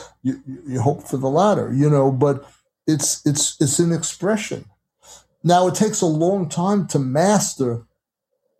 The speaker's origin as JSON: {"language": "English", "region": "New York", "country": "United States", "said": "I was from New York"}